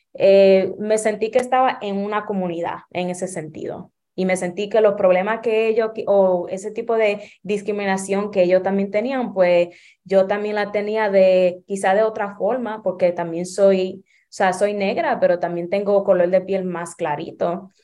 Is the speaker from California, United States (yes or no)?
no; New York, United States; En Nueva York, nací en Nueva York también, pero me crié sumamente dominicana